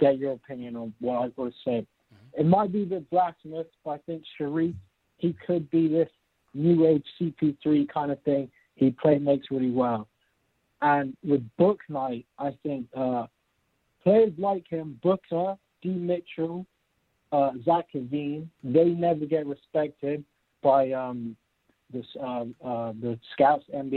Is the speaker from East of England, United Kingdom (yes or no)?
no; London, United Kingdom; Yeah, I'm from London.